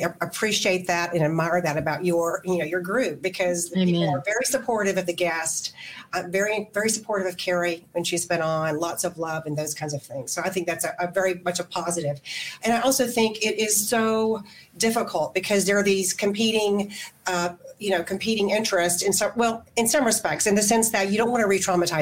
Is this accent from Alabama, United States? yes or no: yes; Alabama, United States; I grew up in Alabama